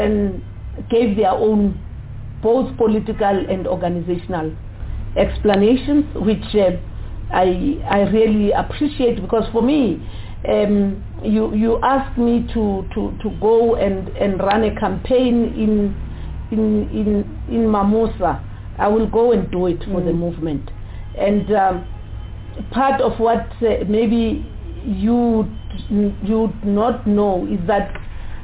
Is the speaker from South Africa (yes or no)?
yes; South Africa; as South African citizens